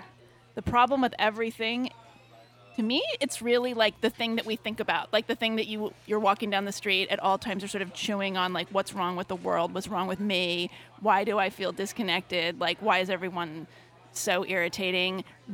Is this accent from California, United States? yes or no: yes; California, United States; I'm from California